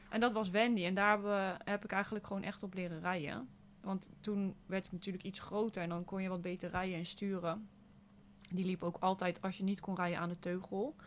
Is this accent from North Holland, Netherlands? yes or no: no; Zwartsluis, Overijssel, Netherlands; also born or lived in Hasselt; Ik ben eh, opgegroeid in Zwartsluis. dus een klein dorpje in de buurt van Zwolle